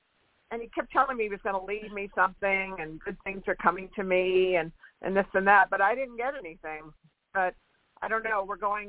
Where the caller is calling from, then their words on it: California, United States; Hi, this is … I'm in California, hot California.